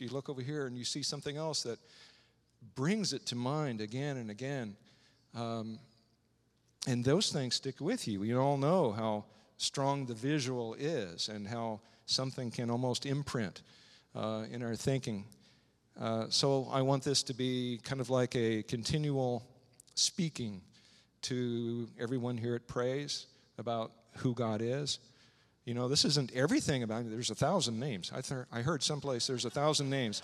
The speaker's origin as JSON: {"language": "English", "town": "Strasburg", "region": "Illinois", "country": "United States", "tie": "born or raised there", "moved": "yes", "said": "growing up in Strasbourg, Illinois, a small town in the middle of Illinois"}